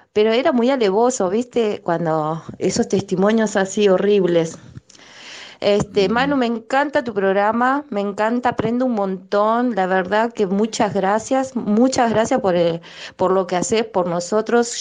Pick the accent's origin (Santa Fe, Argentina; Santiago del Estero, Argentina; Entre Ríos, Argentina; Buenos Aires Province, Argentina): Entre Ríos, Argentina; Concordia; now in Buenos Aires, Argentina; cuando era chica, que era miembro de la iglesia, había escuchado en reuniones de testimonios allá en mi provincia eh, de Entre Ríos, en Concordia